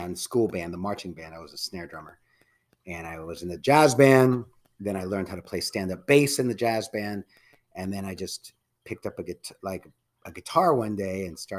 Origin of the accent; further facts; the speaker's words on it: Redwood City, California, United States; I grew up in Redwood City